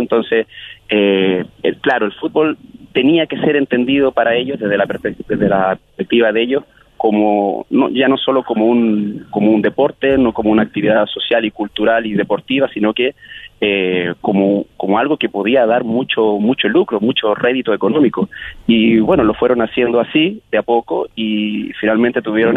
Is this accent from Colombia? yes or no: no; Chile; como chilenos es nuestro mayor miedo